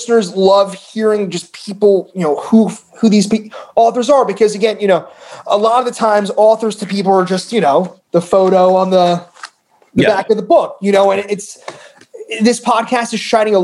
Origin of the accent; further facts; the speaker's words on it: Bergen County, New Jersey, United States; I grew up in Bergen County